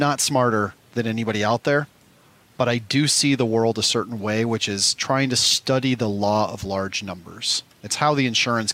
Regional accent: Omaha, Nebraska, United States; I come from Omaha, Nebraska. I had one Walmart I went to as a kid

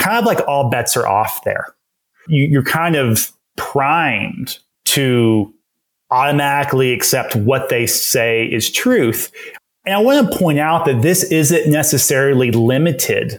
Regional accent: East Texas, United States; I grew up in East Texas, grew up in a Southern Baptist church

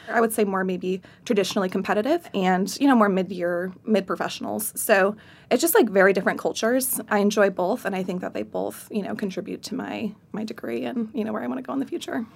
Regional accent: Central New York, United States; moved away; I'm originally from Central New York

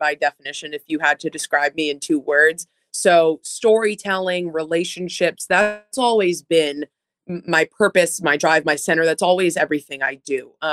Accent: Boston, Massachusetts, United States; moved away as an adult; also born or lived in New Jersey; now in Buffalo, United States; I was raised in Metro Boston on the Marathon Line.

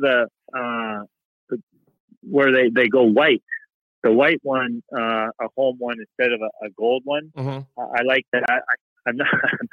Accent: Canada; moved away as an adult; as a Canadian boy

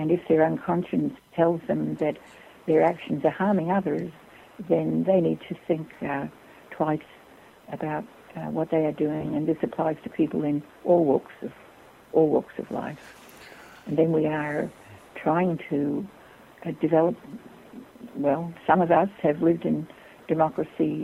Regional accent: Australia; moved away as an adult; I was born in Australia

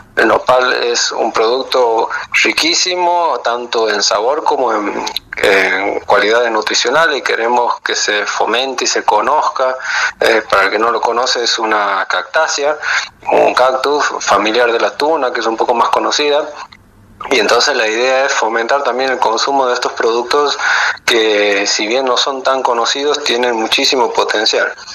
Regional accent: Santiago del Estero, Argentina; de Santiago del Estero, cocinero

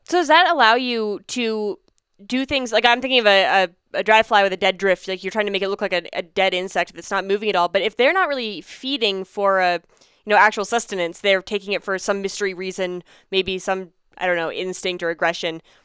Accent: Pennsylvania, United States; now in Colorado, United States; I grew up in Pennsylvania

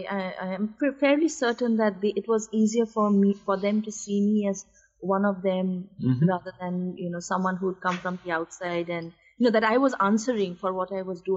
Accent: India; my life growing up in India

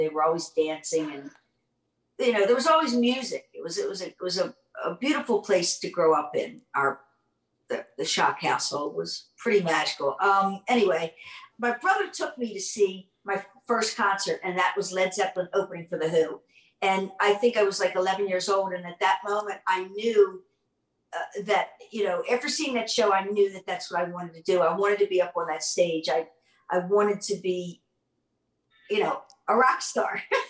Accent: Baltimore, Maryland, United States; Yeah, I grew up in Baltimore.

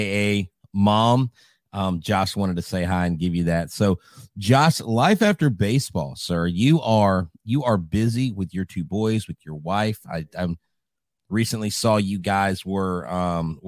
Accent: Crosby, Texas, United States; me growing up in Crosby, First Baptist Crosby was my home church

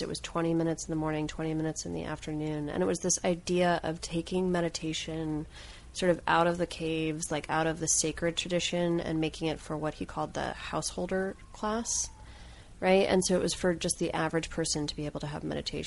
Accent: Fairfield, Iowa, United States; I grew up in Fairfield, Iowa

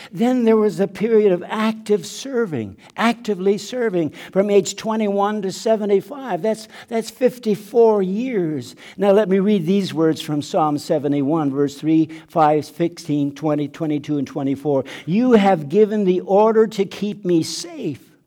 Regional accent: southeastern Manitoba, Canada; first language German; English is a second language; moved away; also born or lived in Mexico; a log cabin in southeastern Manitoba, Nine siblings in the family born into poverty

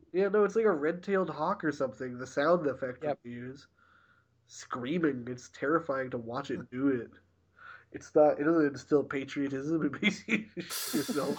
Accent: Canada; I'm Canadian

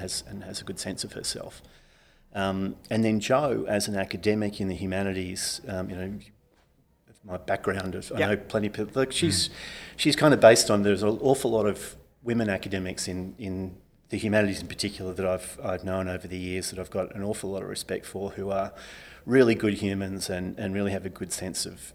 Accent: Sydney, New South Wales, Australia; also born or lived in Parramatta; now in Melbourne, Australia; I grew up in Sydney's West

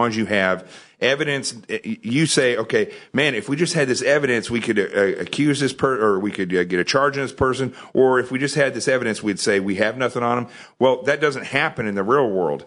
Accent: the Ozarks, Arkansas, United States; I grew up in Arkansas, in the Ozarks

